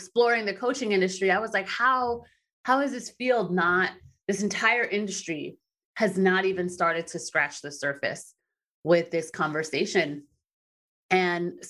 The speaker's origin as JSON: {"language": "English", "region": "East Coast of the United States", "country": "United States", "tie": "born or raised there", "said": "I grew up in the United States and the East Coast in the United States"}